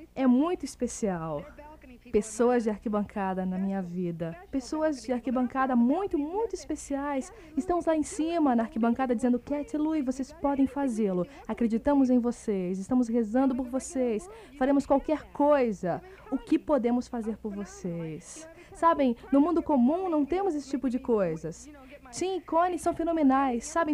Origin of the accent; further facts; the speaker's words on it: Kenosha, Wisconsin, United States; now in Florida, United States; eu sou de Kenosha, Wisconsin